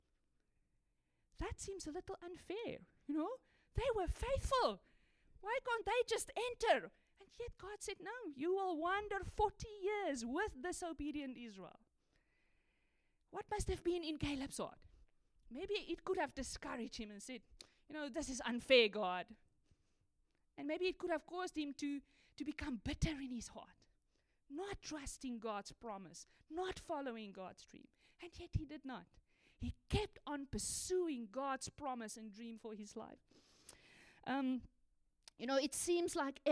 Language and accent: English; South Africa; I grew up in South Africa